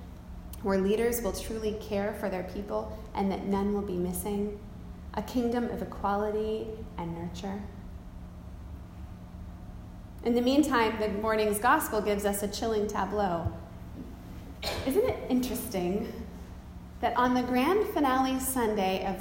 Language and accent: English; United States; I'm an American